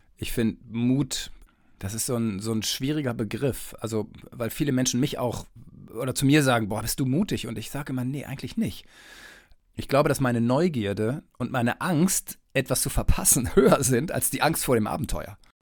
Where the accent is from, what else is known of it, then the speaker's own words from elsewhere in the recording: East Westphalia-Lippe, North Rhine-Westphalia, Germany; moved away; also born or lived in Saarbrücken / Mainz / Munich / Kiel; ich bin Westfale, also Ostwestfale-Lipper